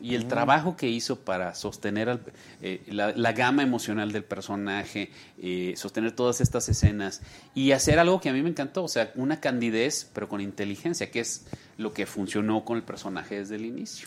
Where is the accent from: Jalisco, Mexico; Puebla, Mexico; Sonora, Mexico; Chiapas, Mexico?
Sonora, Mexico; also born or lived in Monterrey; now in Mexico City, Mexico; yo soy sonorense.